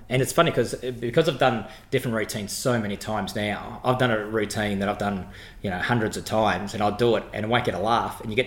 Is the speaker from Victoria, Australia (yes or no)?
yes; Footscray, Victoria, Australia; born or raised there